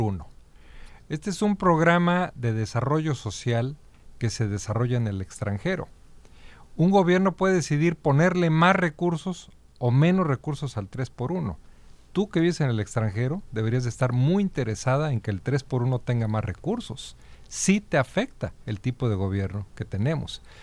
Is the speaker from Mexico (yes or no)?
yes; Jalisco, Mexico; moved away as an adult; now in Los Angeles, United States; Yo, por ejemplo, que soy de Jalisco